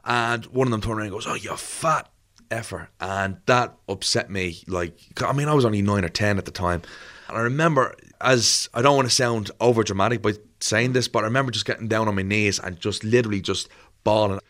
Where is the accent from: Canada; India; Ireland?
Ireland; Dublin, Leinster; I'm born in Crumlin, born and raised in Crumlin